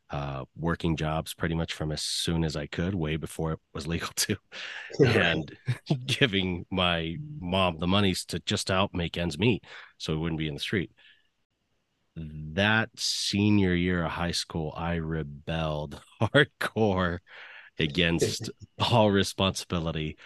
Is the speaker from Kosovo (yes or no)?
no; California, United States; I'm California born myself